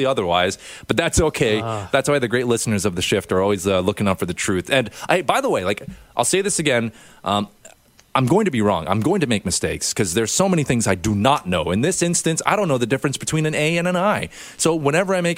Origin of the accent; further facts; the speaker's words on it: Canada; I'm a Canadian. I'm a good Canadian.